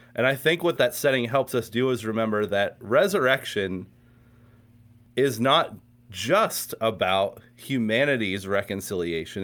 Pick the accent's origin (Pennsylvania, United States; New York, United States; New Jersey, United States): Pennsylvania, United States; Pittsburgh; also born or lived in West Virginia; now in Morgantown, United States; I grew up in Pittsburgh, Pennsylvania, just south of Pittsburgh, actually.